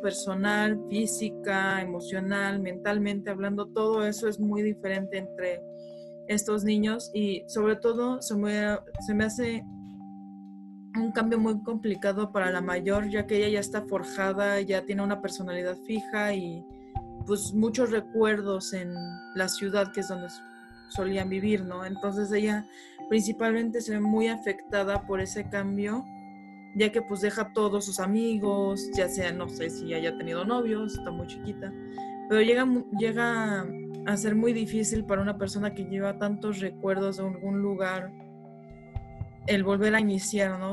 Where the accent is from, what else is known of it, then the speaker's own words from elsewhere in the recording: Mexico City, Mexico; also born or lived in Monterrey; cuando era muy, muy chica vivíamos en Monterrey, luego nos mudamos aquí a la Ciudad de México y de aquí hemos cambiado